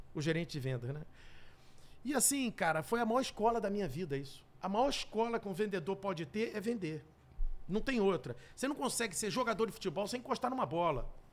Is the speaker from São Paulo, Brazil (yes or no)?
no; Rio de Janeiro, Brazil; eu morava no Rio, que eu sou carioca